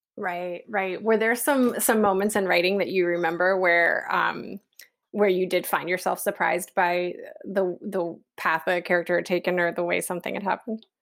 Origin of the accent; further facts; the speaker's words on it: West Virginia, United States; moved away; I'm from West Virginia